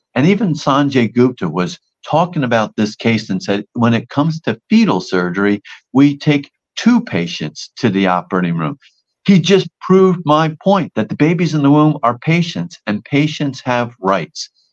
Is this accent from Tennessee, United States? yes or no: no; New Jersey, United States; I'm from New Jersey